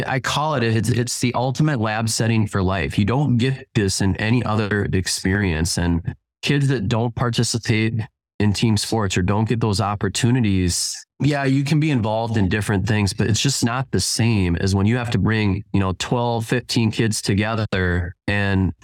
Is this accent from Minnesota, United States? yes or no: yes; Minneapolis–Saint Paul, Minnesota, United States; now in Lake City, United States; I grew up in the Twin Cities